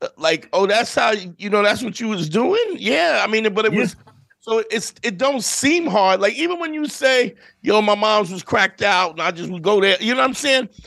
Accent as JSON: {"language": "English", "town": "New York City", "region": "New York", "country": "United States", "tie": "born or raised there", "said": "I grew up in Brooklyn in the '80s"}